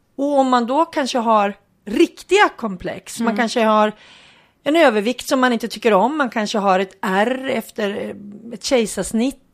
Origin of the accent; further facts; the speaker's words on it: Hudiksvall, Gävleborg County, Sweden; hemma i Hudiksvall